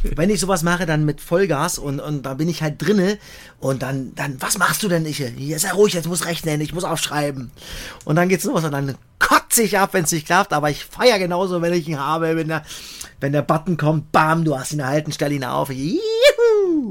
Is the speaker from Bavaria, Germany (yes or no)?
no; Cottbus, Brandenburg, Germany; ich bin dann schon sehr heimatverbunden ich bin in Cottbus geboren und ich, ich gucke natürlich nach Cottbus, habe da Familie, meine ganzen Freunde seit über 30 Jahren